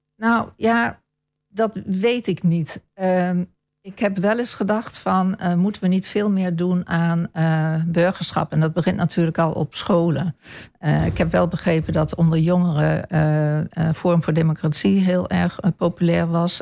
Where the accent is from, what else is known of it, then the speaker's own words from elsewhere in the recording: Apeldoorn, Gelderland, Netherlands; moved away as an adult; now in Almelo, Netherlands; Ik ben in Almelo geboren en deels getogen. Maar grotendeels mijn jeugd doorgebracht in Apeldoorn